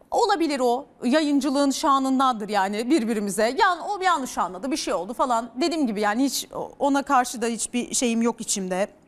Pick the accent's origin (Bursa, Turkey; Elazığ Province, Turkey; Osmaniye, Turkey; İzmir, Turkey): Bursa, Turkey; Ee, ben çok e, ben Bursalıyım. Bursa'da yetiştim. Ee, böyle oraların terbiyesiyle yetişmiş bir insanım. 35 yaşındayım.